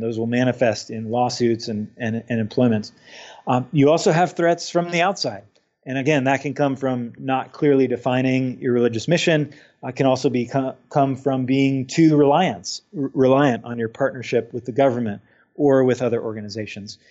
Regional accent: Utah, United States; my home state of Utah

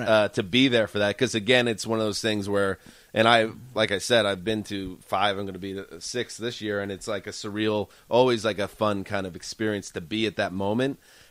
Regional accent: New York, United States; moved away as an adult; now in Los Angeles, United States; I grew up in New York and I've been here about 7 years.

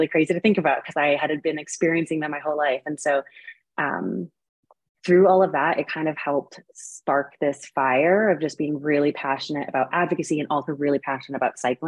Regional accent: New England, Connecticut, United States; moved away as an adult; now in Boulder, United States; I had never been outside of Connecticut, really, in New York. So I grew up in New England, but definitely way more on like the New York side of things.

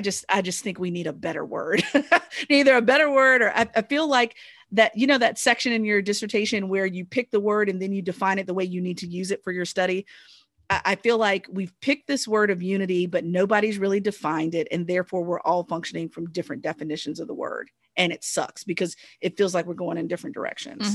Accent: United States; ourselves as Americans

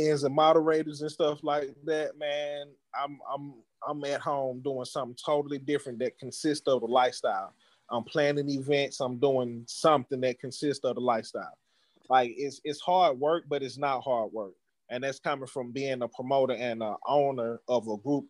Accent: Atlanta, Georgia, United States; I'm from Atlanta

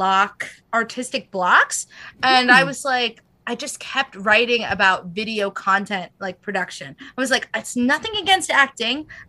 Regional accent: United States; I'm American.

